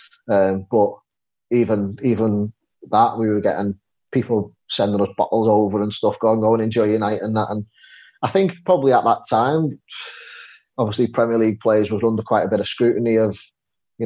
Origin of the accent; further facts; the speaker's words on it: Liverpool, North West England, United Kingdom; a Scouser